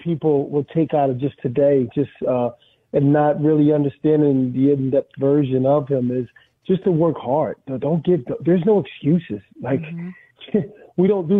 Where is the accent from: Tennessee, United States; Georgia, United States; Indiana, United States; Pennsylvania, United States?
Pennsylvania, United States; Philadelphia; growing up in Philadelphia